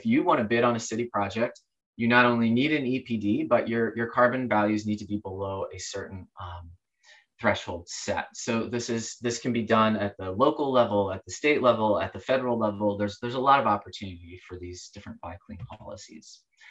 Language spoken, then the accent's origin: English; Oregon, United States; not just in my home state of Oregon.